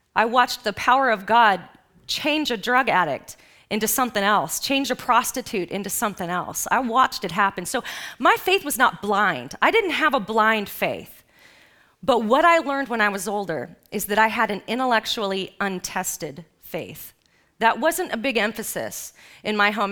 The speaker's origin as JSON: {"language": "English", "town": "Los Angeles", "region": "California", "country": "United States", "tie": "born or raised there", "said": "I grew up in Los Angeles"}